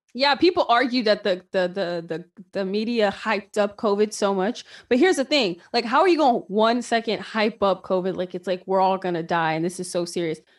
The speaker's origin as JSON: {"language": "English", "country": "United States", "said": "I'm an American"}